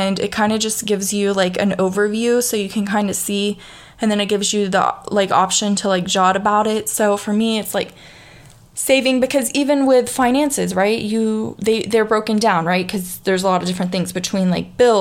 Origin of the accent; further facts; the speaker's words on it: the South, United States; accent: southern, country; you can hear my southern accent